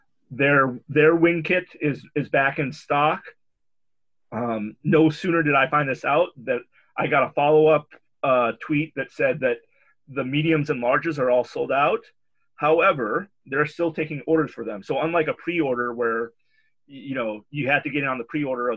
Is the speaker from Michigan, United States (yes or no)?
no; Minnesota, United States; I come from Minnesota